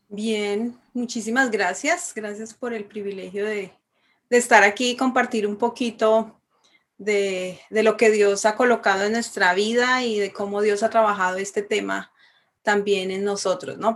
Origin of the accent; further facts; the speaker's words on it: Bogotá, Colombia; moved away; soy de Bogotá, Colombia.